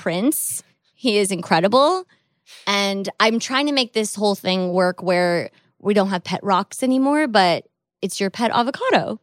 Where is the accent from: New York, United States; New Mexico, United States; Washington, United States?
Washington, United States; Seattle; I grew up in Seattle